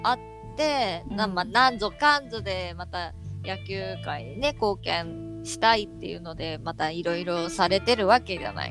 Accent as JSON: {"language": "Japanese", "region": "Hiroshima", "country": "Japan", "said": "同じ広島人"}